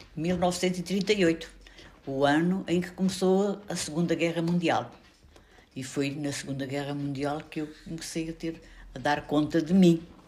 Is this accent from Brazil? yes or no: no; Portugal; also born or lived in Chamusca, Ribatejo; A minha terra era uma terra de gente pobre, mas que era muito solidária, onde se recebia muito bem as pessoas que vinham de fora, onde apareceram também alguns fugidos de Espanha